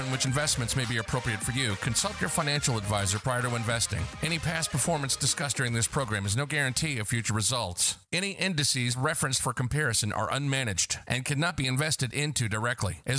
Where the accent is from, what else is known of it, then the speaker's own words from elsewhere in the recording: Vicenza, Veneto, Italy; born there; I was born in Vicenza, Italy, and uh, I'm not Italian uh, primarily.